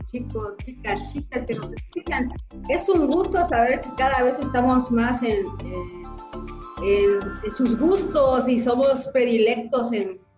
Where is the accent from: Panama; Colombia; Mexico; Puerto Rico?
Mexico; Tapachula, Chiapas; bueno, pues... Eh, soy de Tapachula